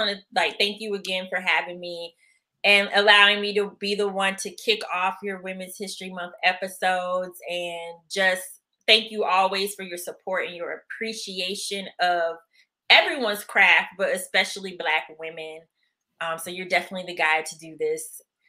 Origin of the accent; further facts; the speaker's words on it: the South, United States; I'm still from the South.